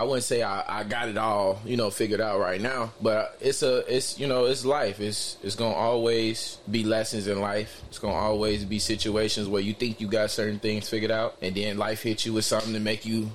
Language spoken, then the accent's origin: English; Chicago, Illinois, United States; I'm from Chicago, Illinois. I was, you know, raised mainly, you know, over east